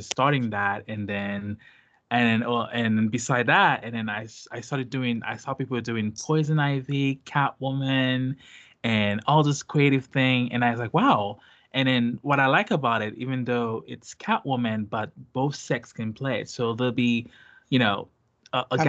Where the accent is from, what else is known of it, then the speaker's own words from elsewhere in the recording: Haiti; English is a second language; now in United States; I'm from Haiti